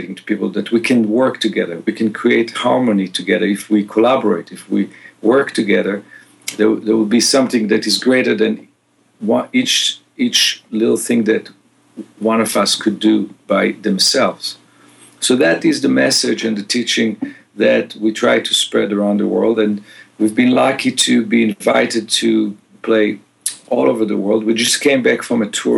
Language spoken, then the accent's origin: English; Israel; moved away as an adult; also born or lived in Boston; now in Los Angeles, United States; I was born and raised in Israel